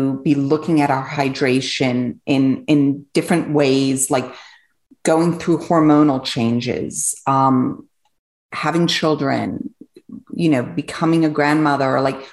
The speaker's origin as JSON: {"language": "English", "region": "England", "country": "United Kingdom", "tie": "born or raised there", "also_born_or_lived": "Switzerland", "moved": "yes", "lives_now": "United States", "said": "I grew up in England. I was born in Switzerland"}